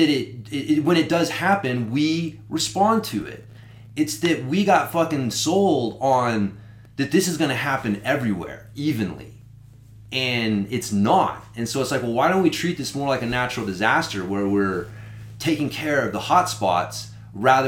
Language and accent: English; United States; my freedom as an American